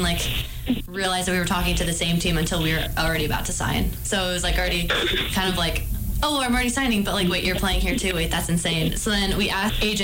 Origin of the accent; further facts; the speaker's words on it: Southern California, United States; moved away as an adult; I am from Southern California, so, like, my, like, graduating, like, high school class was over, like, 600